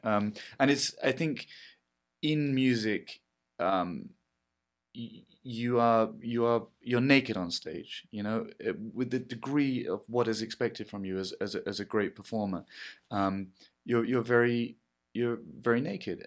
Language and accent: English; England, United Kingdom; I'm English